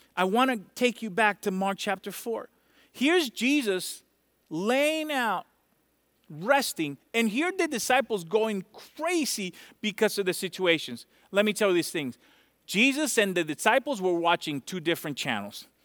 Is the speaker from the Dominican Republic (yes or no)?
yes; Dominican Republic; moved away; I'm from Dominican Republic